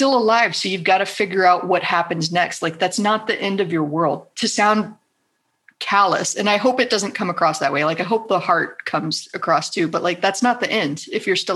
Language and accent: English; South Texas, United States; moved away as an adult; also born or lived in Los Angeles; I grew up in South Texas